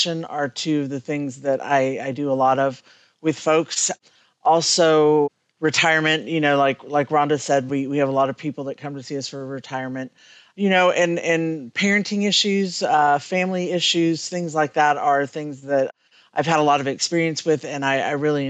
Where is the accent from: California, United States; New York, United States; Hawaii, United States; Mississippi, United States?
California, United States; now in Kentucky, United States; I'm originally from California, but I've been here a long time.